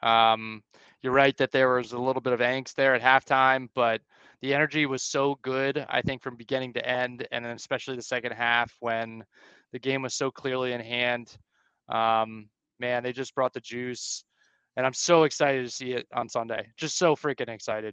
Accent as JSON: {"language": "English", "area": "Montgomery County", "region": "Maryland", "country": "United States", "tie": "born or raised there", "said": "I grew up in Montgomery County"}